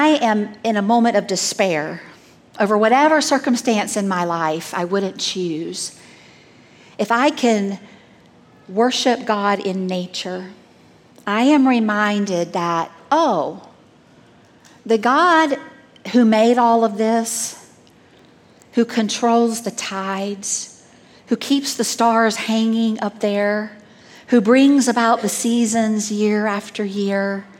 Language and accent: English; Southeast, United States; moved away; I grew up in the Southeast